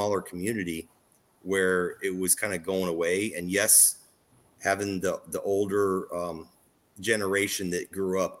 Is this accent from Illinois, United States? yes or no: yes; Southern Illinois, United States; moved away; I came from Southern Illinois, where it's all white cornfields